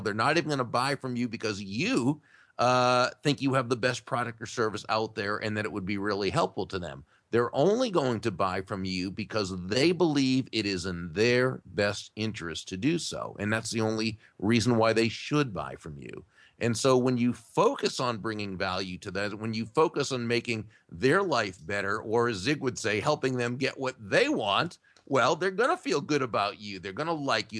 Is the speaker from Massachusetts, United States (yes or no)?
yes; Massachusetts, United States; now in Jupiter, United States; I I grew up in Massachusetts